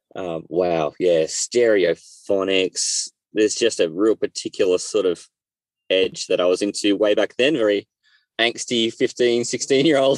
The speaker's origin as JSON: {"language": "English", "country": "Australia", "tie": "born or raised there", "said": "I'm Australian and I've uh, lived in Australia my whole life"}